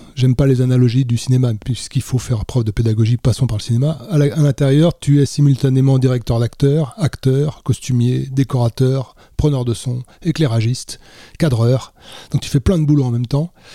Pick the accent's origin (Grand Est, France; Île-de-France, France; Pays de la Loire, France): Pays de la Loire, France; Mauges; je viens d'un petit coin de France qui s'appelle les Mauges